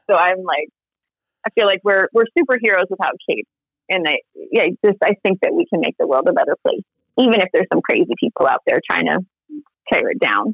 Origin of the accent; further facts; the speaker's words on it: Honolulu, Hawaii, United States; moved away; also born or lived in Pacific Northwest; I'm from Honolulu, Hawaii, which I think is paradise on earth